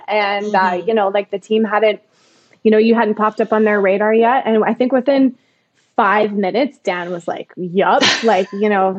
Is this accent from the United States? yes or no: no; Calgary, Alberta, Canada; I grew up in Calgary, actually.